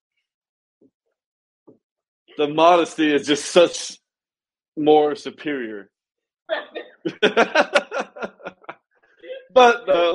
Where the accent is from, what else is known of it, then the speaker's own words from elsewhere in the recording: United States; I'm an American